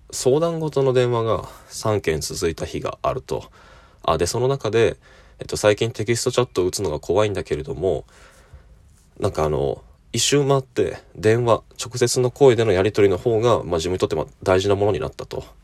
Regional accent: Fukuoka, Japan; now in Kyoto, Japan; 友人の、えー、同郷の出身、ま あ、二人とも、えー、博多、福岡の出身

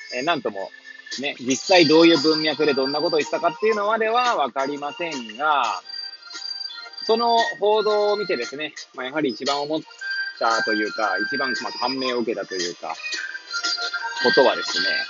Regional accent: Hachioji, Tokyo, Japan; moved away as an adult; now in Kamaishi, Japan; 八王子生まれ、八王子育ち。震災の前の年から玉井市で働くポンコツ

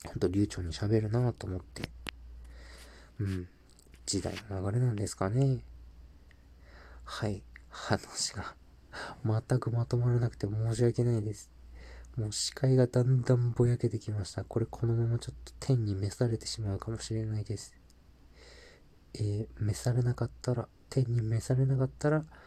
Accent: Japan; also born or lived in Mexico; 日本人としてスペイン語を学ぶ立場でよかった

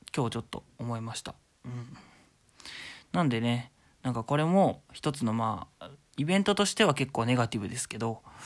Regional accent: Shizuoka, Japan; moved away; 実家は僕静岡なんですけど

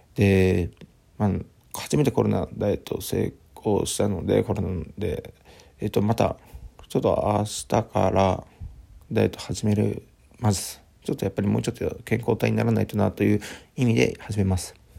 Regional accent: Aichi, Japan; moved away as an adult; also born or lived in Fukuoka / Tokyo; 地元の愛知の方に帰ります

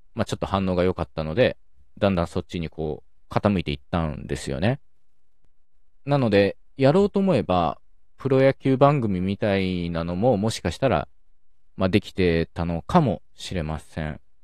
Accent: Okayama, Japan; born or raised there

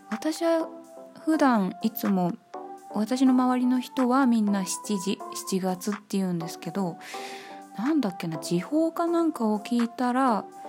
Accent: Ibaraki, Japan; 私茨城出身でございまして

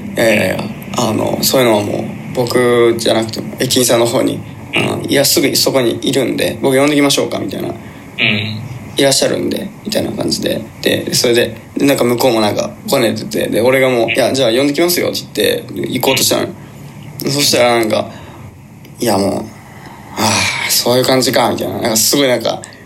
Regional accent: Shimane, Japan; moved away as an adult; now in Tokyo, Japan; 僕がね、こう、島根県出身なんですけれども、うん、上京してきて、今、東京に住んでるんですよ

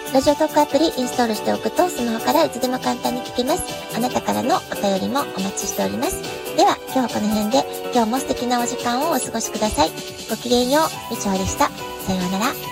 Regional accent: Japan; moved away as an adult; now in San Diego, United States; 私にとって日本は生まれ育った国

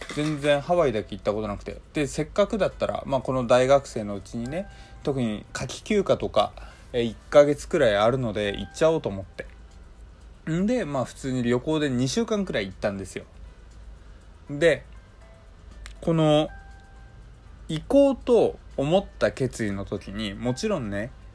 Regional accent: Hokkaido, Japan; moved away; also born or lived in Kanto; 僕はあの北海道出身のどさんこ

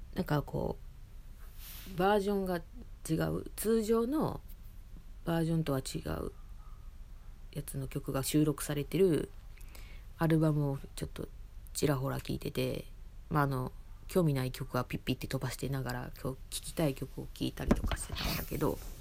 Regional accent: Osaka, Japan; moved away as an adult; now in Tokyo, Japan; その実家がその住んでたところが大阪市内だったっていうこともあり

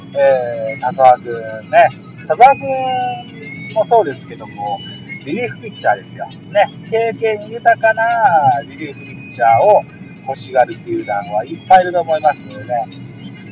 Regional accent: Yonago, Tottori, Japan; born or raised there

